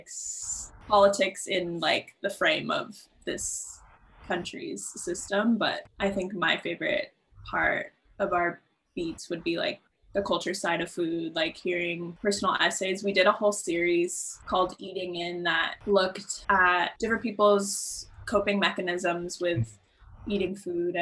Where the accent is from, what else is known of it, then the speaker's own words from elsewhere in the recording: San Francisco, California, United States; now in New York, United States; I'm from San Francisco